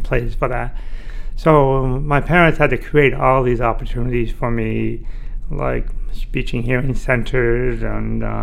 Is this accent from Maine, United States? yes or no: yes; Orono, Maine, United States; I was born deaf in Orono, Maine